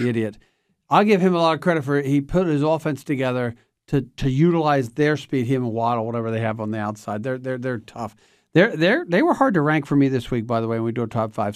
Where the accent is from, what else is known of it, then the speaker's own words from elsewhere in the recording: Pennsylvania, United States; we're from Pennsylvania.